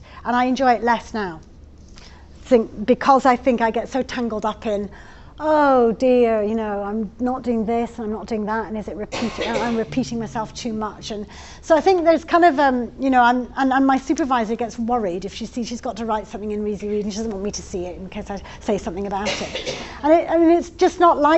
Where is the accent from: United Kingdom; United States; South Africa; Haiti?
United Kingdom; Scotland; now in England, United Kingdom; I'm Scottish